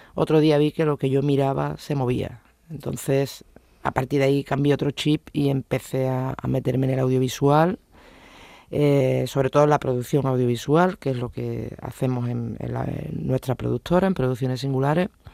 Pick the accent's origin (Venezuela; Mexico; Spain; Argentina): Spain; Huelva, Andalusia; moved away as an adult; now in Seville, Spain; yo no soy de Sevilla, soy de Huelva, me vine aquí a hacer primero de Sevilla y primero de derecho